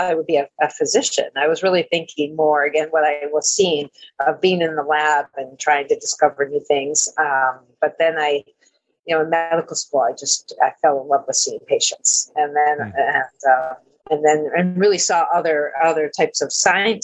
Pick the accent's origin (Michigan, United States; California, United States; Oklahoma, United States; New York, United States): New York, United States; Amherst; now in Boston, United States; I grew up in Amherst, New York, right near Buffalo